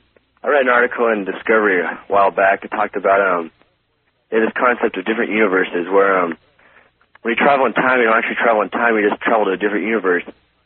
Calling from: Kodiak, Alaska, United States; Kodiak, Alaska.

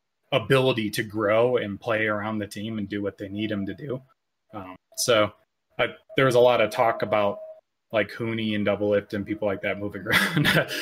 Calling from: Laramie, Wyoming, United States; Laramie, Wyoming.

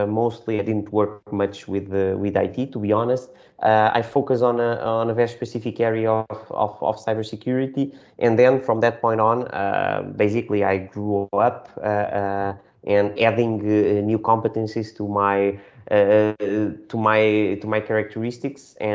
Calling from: Lisbon, Portugal; today I'm calling from Lisbon. We are located in Lisbon.

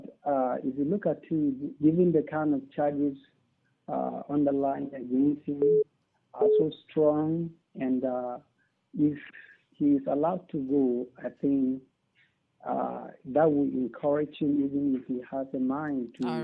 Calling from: Tanzania; I'm calling you from Tanzania.

